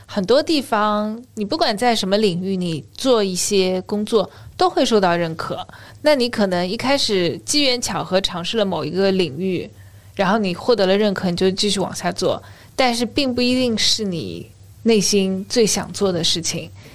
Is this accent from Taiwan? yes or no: no; China; 我们中国人对悠闲的一个态度